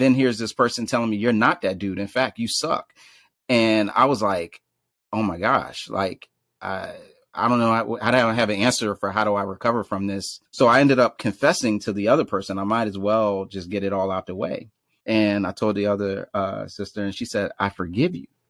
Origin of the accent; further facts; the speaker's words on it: Philadelphia, Pennsylvania, United States; also born or lived in Washington, D.C.; now in Brooklyn, United States; in Northwest Philadelphia, born and raised